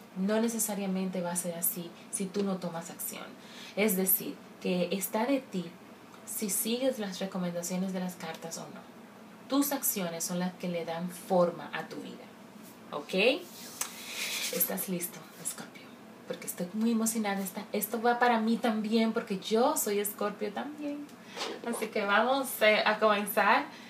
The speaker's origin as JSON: {"language": "Spanish", "country": "Dominican Republic", "said": "como buena dominicana que soy"}